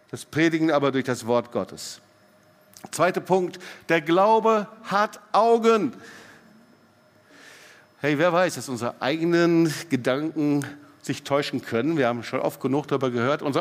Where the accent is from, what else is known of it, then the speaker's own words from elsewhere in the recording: Baden-Württemberg, Germany; Hey, ich bin Schwabe, ich bin richtig.